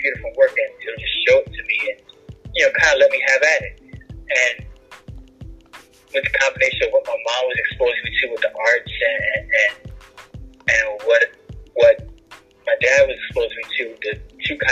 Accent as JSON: {"language": "English", "region": "New York", "country": "United States", "tie": "born or raised there", "said": "I grew up in New York"}